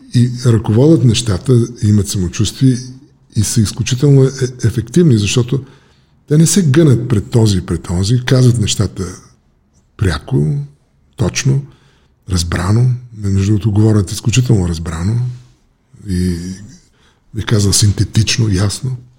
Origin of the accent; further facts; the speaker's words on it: Bulgaria; moved away as an adult; also born or lived in United States; избягах от България